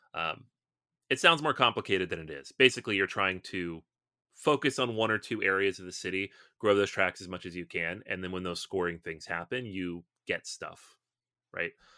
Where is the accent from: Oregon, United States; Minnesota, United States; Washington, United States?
Washington, United States; Seattle; I'm from Seattle